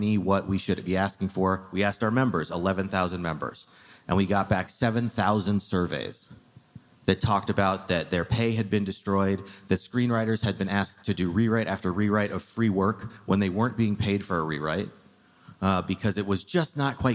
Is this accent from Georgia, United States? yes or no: no; Arizona, United States; moved away; I grew up in Arizona